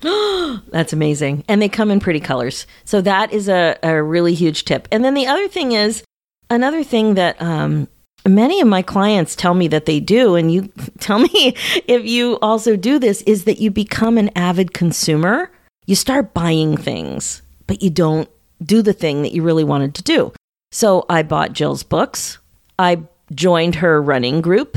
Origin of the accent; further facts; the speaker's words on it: Philadelphia, Pennsylvania, United States; moved away; I haven't been in Philly in several years, and I'm from Philadelphia